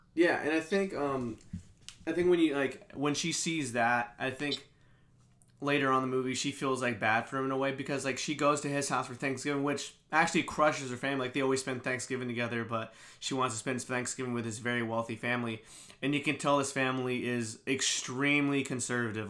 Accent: Kansas City, United States; moved away as an adult; our love for Kansas City

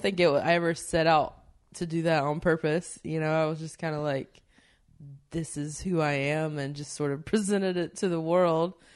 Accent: the South, United States; moved away as an adult; I come from the South, and there's a lot of storytellers there

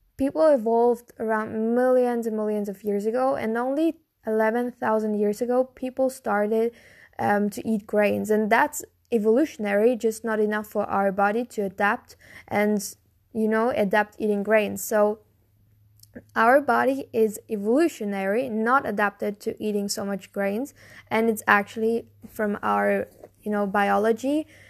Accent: Germany; I'm from Germany

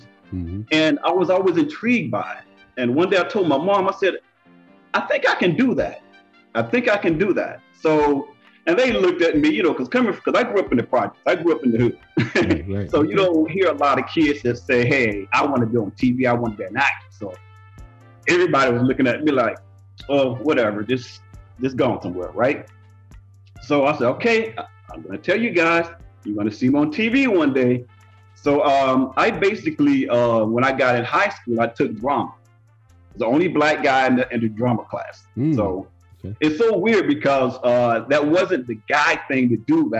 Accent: Jacksonville, Florida, United States; I'm originally from Jacksonville, Florida

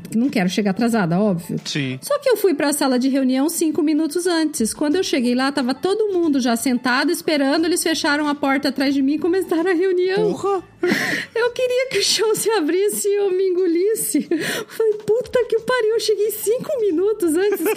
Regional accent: Brazil; moved away; eu também sou brasileira

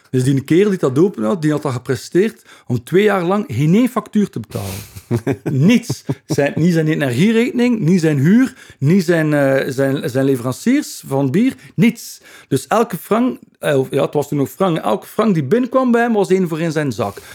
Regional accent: Ghent, Flanders, Belgium; accent: Ghent dialect; first language Ghent dialect; dat is mijn moedertaal, Hens dialect

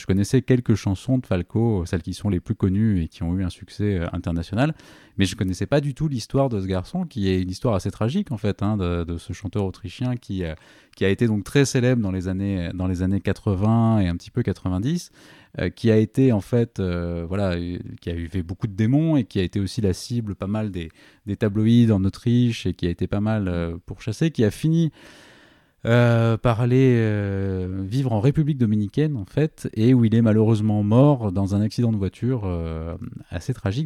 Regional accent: Toulouse, Occitania, France; en tant que Toulousain

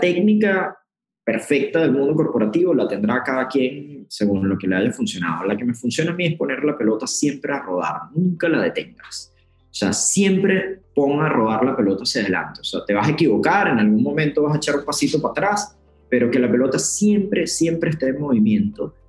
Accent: Puerto Ordaz, Bolívar, Venezuela; moved away as an adult; also born or lived in Caracas; Yo soy de Puerto Ordaz, en el interior del país, en Venezuela

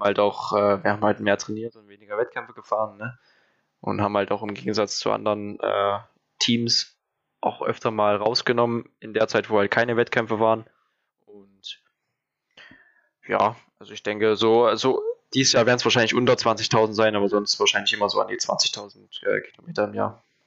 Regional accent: Thuringia, Germany; habe ich halt eigentlich nie wirklich meine Heimat verlassen, also äh, immer in Thüringen geblieben

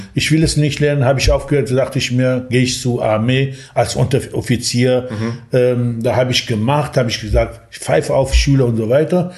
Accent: Sanandaj, Kurdistan, Iran; German is a second language; moved away as an adult; now in Germany; ich bin als Kurde im Iran geboren und ähm, ich lebte in einer kleinen Stadt in Kurdistan, heißt Sanandaj und bin ganz normal aufgewachsen

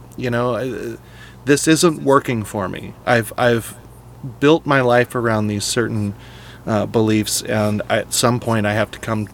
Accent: California, United States; When I was in high school growing up in, in California

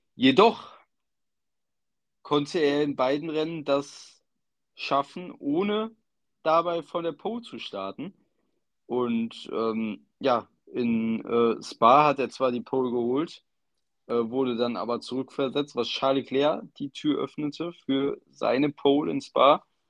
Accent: Germany; als Deutscher

